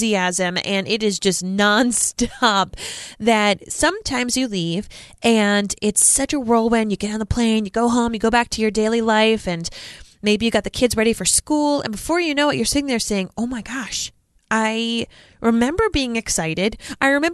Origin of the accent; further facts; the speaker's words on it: Rhode Island, United States; Rhode Island, my home state